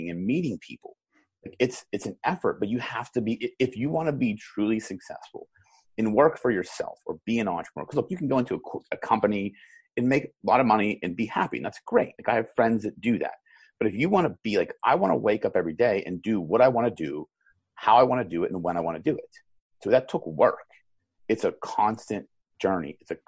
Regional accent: Pittsburgh, Pennsylvania, United States; I'm from Pittsburgh

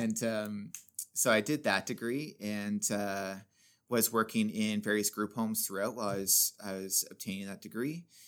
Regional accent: Sundridge, Ontario, Canada; I grew up in Sundridge

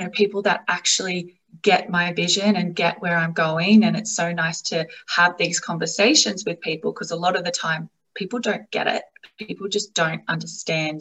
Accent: Australia; accent: Australian; I am obviously from Australia. You would hear that from my accent

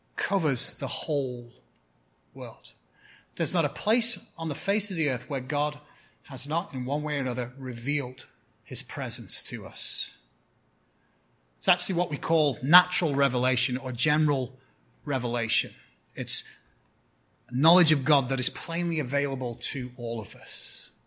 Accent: 10 miles from Bolton, North West England, United Kingdom; moved away; It's a town called Bolton, which is 10 miles from my hometown.

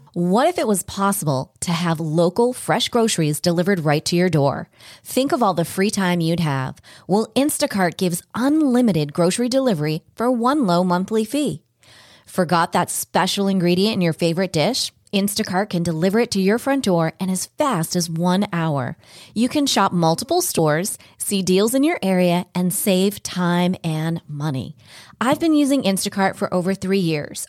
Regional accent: New England, United States; also born or lived in Baltimore, Maryland; I grew up in New England

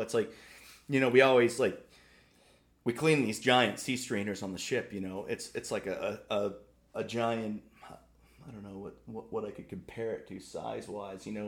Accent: Maine, United States; I remember growing up, I mean, we're both from Little L from Maine

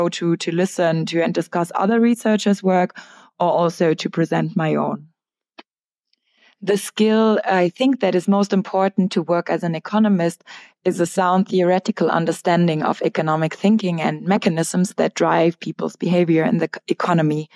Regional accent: Frankfurt, Hesse, Germany; moved away as an adult; also born or lived in London; now in Berlin, Germany; I studied for my undergrad in Frankfurt, my hometown

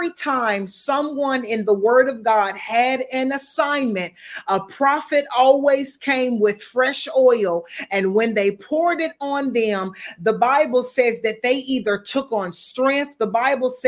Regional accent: United States; now in Bermuda; I'm American. Even though I'm living in Bermuda, I'm still American

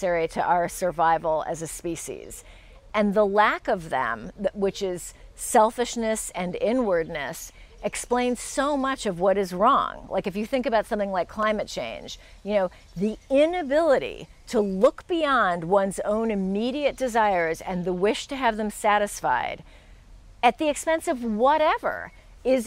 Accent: United States; being an American

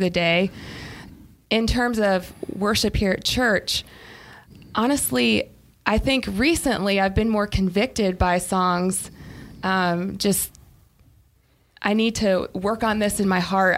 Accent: Ohio, United States; now in Greenville, United States; Middle of nowhere, Amish country, Ohio.

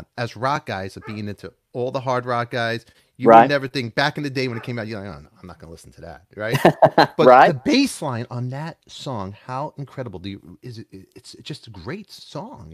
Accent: New York City, New York, United States; I'm from Brooklyn, Canarsie

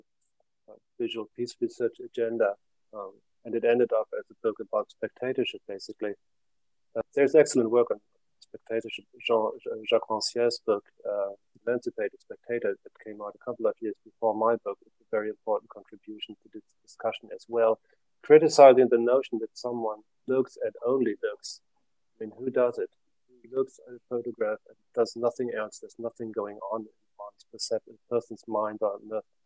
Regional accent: Germany; now in Finland; I'm living in Finland. I come from Germany. I live in Finland.

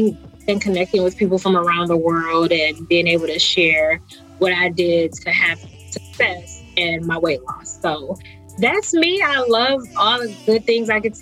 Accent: Detroit, Michigan, United States; growing up in Detroit

